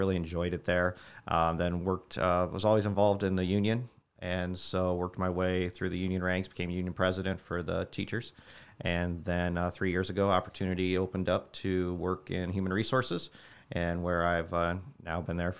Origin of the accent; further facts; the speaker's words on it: New Carlisle, Indiana, United States; I am from New Carlisle. Grew up just to the west. Yep, went to New Prairie, class of 95.